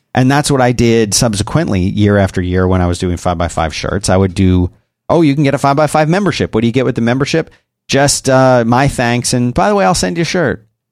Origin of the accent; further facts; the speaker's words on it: Philadelphia, Pennsylvania, United States; now in Austin, United States; I grew up in Philadelphia